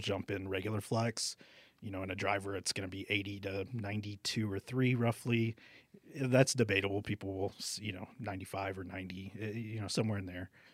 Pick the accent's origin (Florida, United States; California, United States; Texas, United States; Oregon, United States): Texas, United States; Alice; moved away as an adult; also born or lived in Corpus Christi, Texas / McAllen, Texas; now in Albuquerque, United States; I'm from Alice, Texas, which is just outside of Corpus Christi